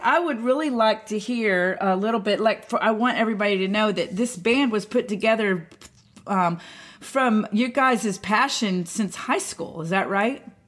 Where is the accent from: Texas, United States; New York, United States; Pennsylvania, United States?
Texas, United States; Houston; I was born in Houston